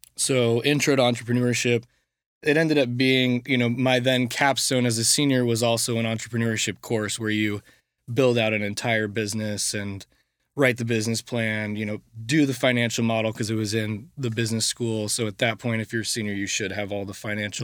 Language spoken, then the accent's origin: English; Coppell, Texas, United States; I went to Coppell High School, which is 30 minutes outside of Dallas